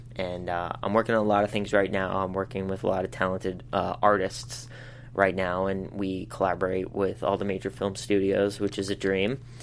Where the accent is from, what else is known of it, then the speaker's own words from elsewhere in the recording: Pittsburgh, Pennsylvania, United States; moved away as an adult; now in Los Angeles, United States; I come from Pittsburgh, like I said, it's a very blue collar town.